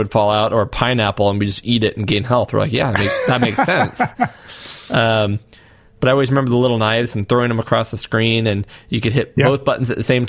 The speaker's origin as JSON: {"language": "English", "country": "United States", "said": "I'm American"}